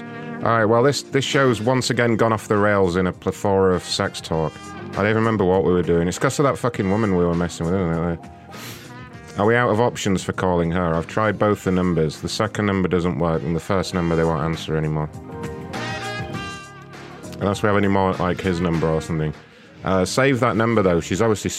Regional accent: England, United Kingdom; As an Englishman

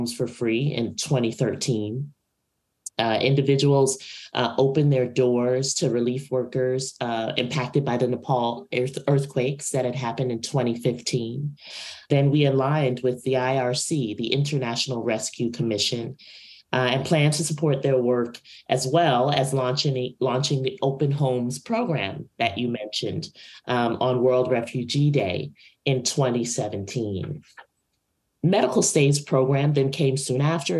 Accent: New York City, New York, United States; my hometown, Brooklyn, New York

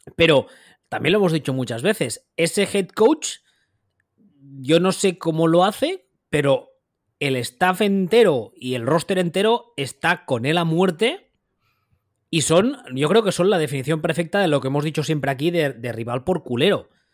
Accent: Catalonia, Spain; aquí siendo catalán y viviendo aquí, toda la vida lo he oído

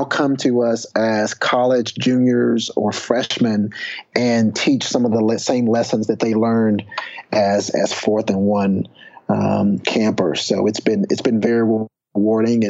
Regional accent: Texas, United States; I'd also started an SAT prep course back in my hometown right after graduating from UT with my sister

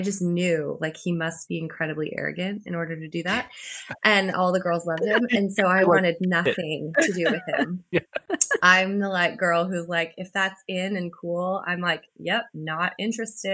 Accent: Canada; moved away; I went back actually to Canada for a month for Christmas

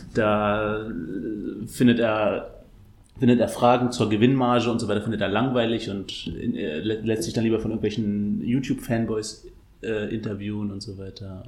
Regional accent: Berlin, Germany; ignoranter Berliner

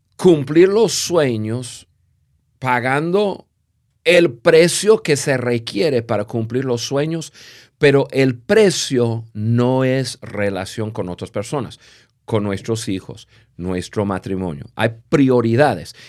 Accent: United States; Spanish is a second language; moved away as an adult; also born or lived in Latin America; siendo gringos

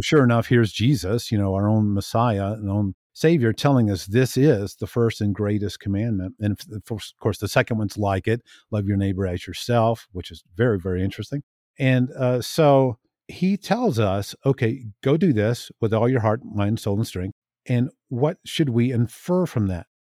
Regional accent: Tallahassee, Florida, United States; now in Billings, United States; I'm from Tallahassee, Florida, and I currently live near Billings, Montana

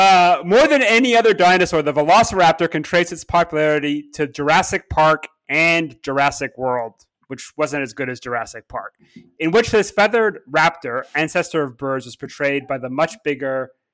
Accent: Ontario, Canada; I guess I'm from Cottage Country near Toronto.

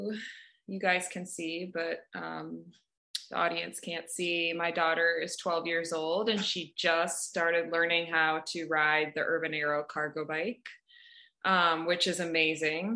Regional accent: Madison, Wisconsin, United States; moved away as an adult; also born or lived in Boston; now in Hood River, United States; I moved there from Madison, which is where I was born and kind of raised

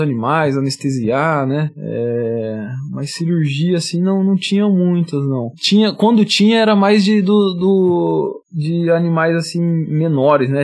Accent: Lins, São Paulo, Brazil; sou do interiorzão

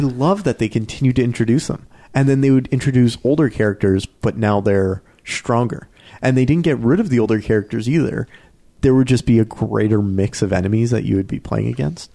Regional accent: Canada; We're so Canadian.

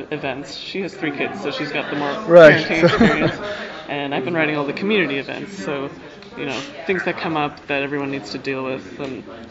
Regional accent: United States; I'm from California, Utah

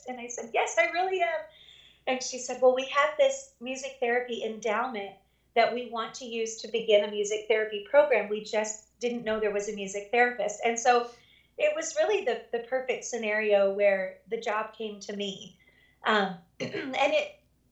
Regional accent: near Charlotte, North Carolina, United States; moved away as an adult; now in Montana, United States; I wanted to stay kind of around my hometown, which at the time was near Charlotte, North Carolina

